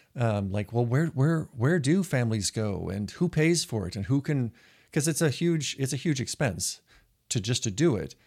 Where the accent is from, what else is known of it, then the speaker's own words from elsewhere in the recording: Montana, United States; I'm from Montana